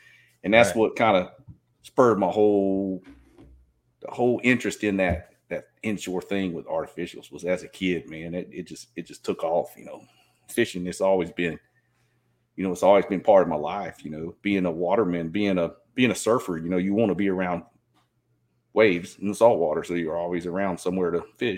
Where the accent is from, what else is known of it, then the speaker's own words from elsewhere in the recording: Southeast Georgia, United States; moved away as an adult; now in Southeast Texas, United States; growing up there in Southeast Georgia